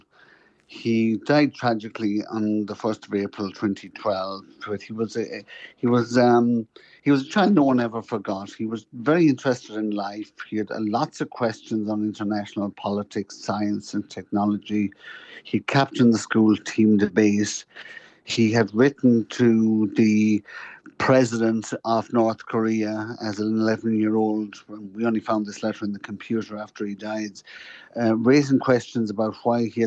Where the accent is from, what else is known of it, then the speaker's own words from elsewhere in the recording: Louisburgh, County Mayo, Ireland; moved away as an adult; now in New York, United States; County Mayo, born in a little area called Lewisburg, right out on the Atlantic.